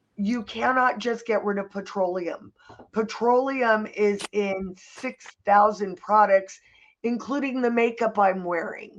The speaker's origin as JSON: {"language": "English", "town": "Santa Monica", "region": "California", "country": "United States", "tie": "born or raised there", "said": "I was born in Santa Monica"}